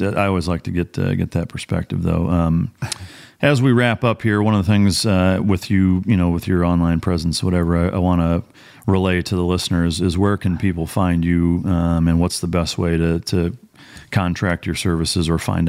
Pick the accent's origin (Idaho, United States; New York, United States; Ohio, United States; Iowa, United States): Iowa, United States; now in Texas, United States; I'm not. I'm actually from Northern Iowa, which is not too dissimilar from most of Canada.